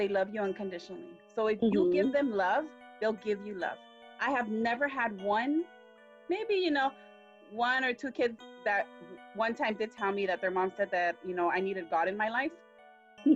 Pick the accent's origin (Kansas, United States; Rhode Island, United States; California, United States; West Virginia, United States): California, United States; Los Angeles; I grew up in East LA. I'm an East LA girl